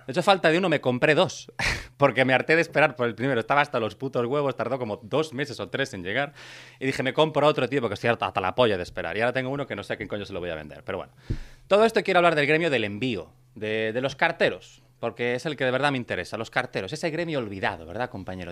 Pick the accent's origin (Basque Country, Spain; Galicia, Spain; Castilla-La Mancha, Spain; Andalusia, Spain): Galicia, Spain; Brión; now in Catalonia, Spain; en mi pueblo, en Brión, la última vez que fui a Brión